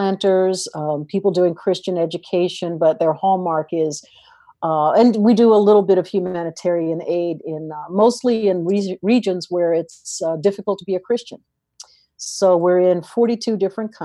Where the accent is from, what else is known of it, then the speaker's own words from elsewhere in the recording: East Coast, United States; I am from the East Coast